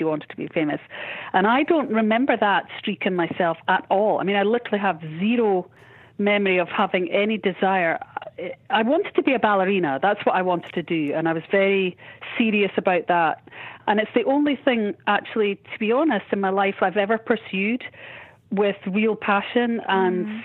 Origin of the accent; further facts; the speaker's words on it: Edinburgh, Scotland, United Kingdom; in my hometown